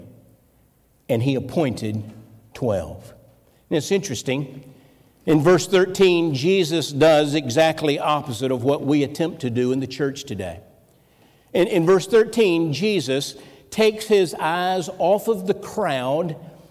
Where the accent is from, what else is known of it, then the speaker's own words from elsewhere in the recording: Florida, United States; moved away as an adult; also born or lived in New Orleans, Louisiana; now in North Carolina, United States; we're not from North Carolina. We're Floridians. We grew up. We began dating in high school